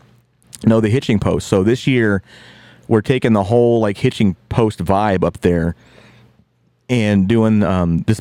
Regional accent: West Virginia, United States; moved away; I grew up in West Virginia for the most part when I was a kid

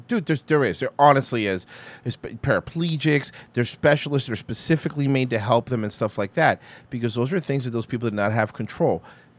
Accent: Detroit, Michigan, United States; Yeah, I'm from Detroit, actually.

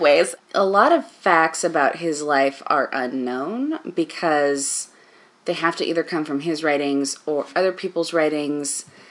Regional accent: United States; as an American person

